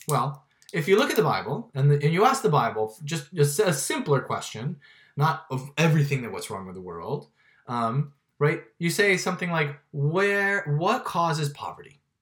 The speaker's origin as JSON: {"language": "English", "town": "Miami", "region": "Florida", "country": "United States", "tie": "born or raised there", "said": "I grew up in Miami"}